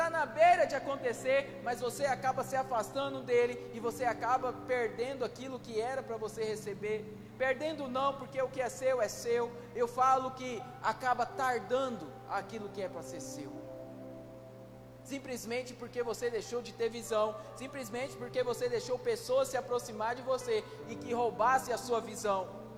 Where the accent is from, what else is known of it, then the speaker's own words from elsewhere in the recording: Northeast Region, Brazil; accent: nordestino; eu, eu sou nordestino, mas quase não tenho mais.